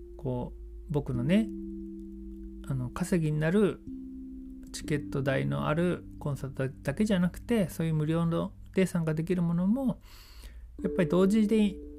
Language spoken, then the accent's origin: Japanese; Yokohama, Kanagawa, Japan; moved away as an adult; now in Sasebo, Japan; 僕の本当の地元横浜ですけれども佐世保に移住して10年になります